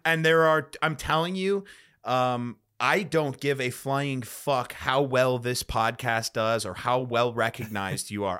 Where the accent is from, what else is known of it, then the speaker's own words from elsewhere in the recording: Chicago, Illinois, United States; now in Austin, United States; I'm from Chicago originally or the suburbs of Chicago